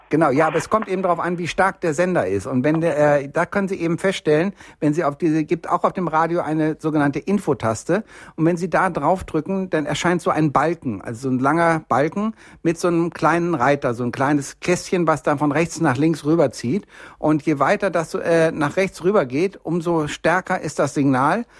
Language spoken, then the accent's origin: German; Bielefeld, North Rhine-Westphalia, Germany; now in Munich, Germany; ich komme ja nur eigentlich aus Bielefeld und bin hier unten in Bayern kleben geblieben, weil es einfach wirklich schön ist hier in München